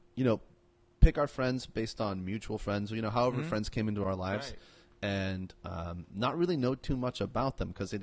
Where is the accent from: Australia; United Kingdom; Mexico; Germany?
Mexico; now in Sacramento, United States; so I'm a Mexican. I was born in Mexico. I'm an immigrant.